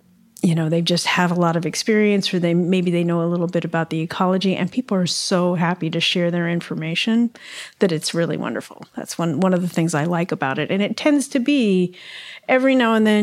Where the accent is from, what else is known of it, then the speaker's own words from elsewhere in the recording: Ohio, United States; moved away; also born or lived in San Francisco Bay Area; growing up in Ohio